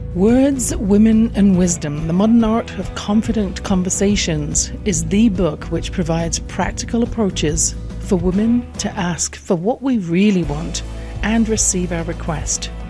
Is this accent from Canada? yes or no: no; England, United Kingdom; born or raised there